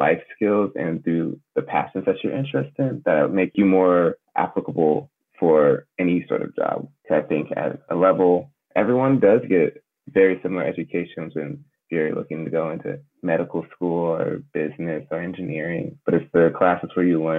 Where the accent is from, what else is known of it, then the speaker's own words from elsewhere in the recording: United States; born and raised in America